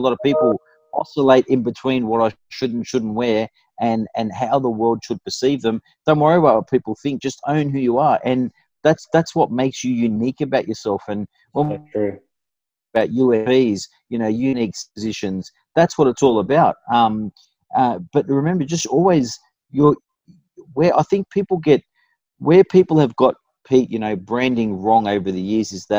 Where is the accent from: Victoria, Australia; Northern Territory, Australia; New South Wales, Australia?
New South Wales, Australia; Fairfield; I grew up in Fairfield, I went to Westfield Sports High